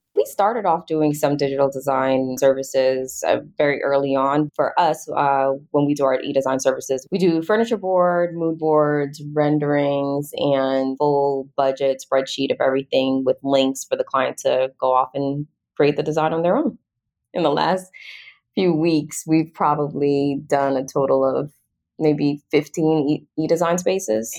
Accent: Jamaica; also born or lived in Atlanta; now in United States; I grew up in Jamaica. My dad's a cabinet maker and contractor

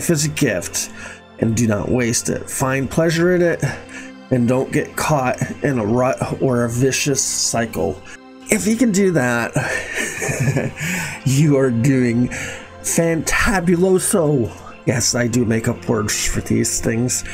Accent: Boston area, Massachusetts, United States; I grew up in the Boston area, 12 miles from Boston.

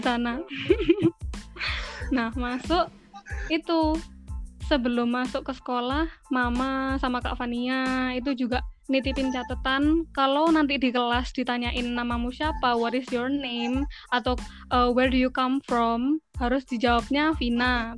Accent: Malang, East Java, Indonesia; also born or lived in Australia; Aku Malang, Arema

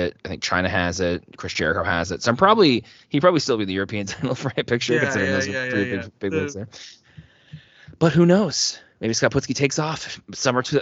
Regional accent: Halifax, Nova Scotia, Canada; Halifax is where I'm recording from. I'm from Halifax.

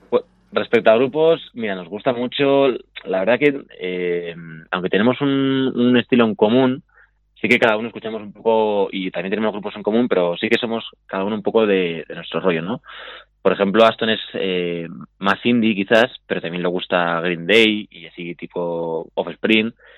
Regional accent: Madrid, Community of Madrid, Spain; yo soy de Madrid

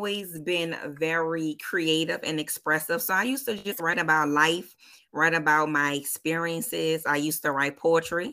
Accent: New Orleans, Louisiana, United States; born and raised in New Orleans, 504 for show.

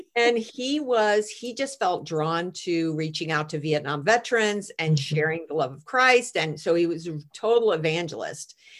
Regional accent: United States; I'm an American

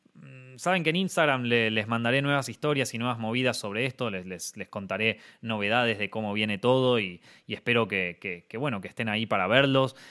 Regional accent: Argentina; moved away

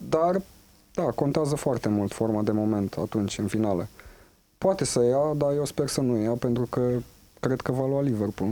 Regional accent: Huși, Moldavia, Romania; Da, și eu tot fiul al Moldovei sunt. Da. Uh, tot la mine, în orașul natal

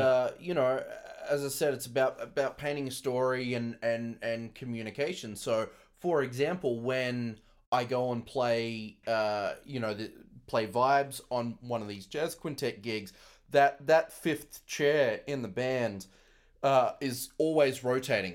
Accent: Brisbane, Queensland, Australia; moved away as an adult; now in Las Vegas, United States; back in my hometown, Brisbane, Australia

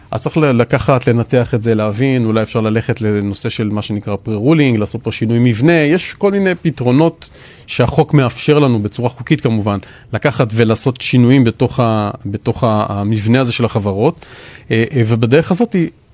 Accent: Israel; אנחנו ישראלים

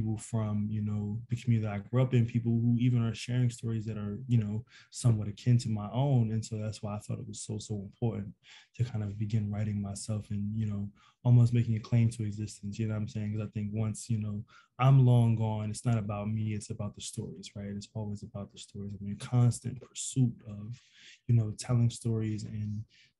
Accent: Philadelphia, Pennsylvania, United States; moved away as an adult; now in New York City, United States; growing up in Philly, five blocks from people who was living really

